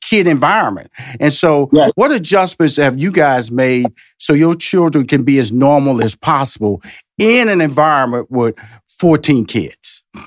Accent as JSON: {"language": "English", "town": "Houston", "region": "Texas", "country": "United States", "tie": "born or raised there", "said": "I came from Fifth Ward and and I went to college"}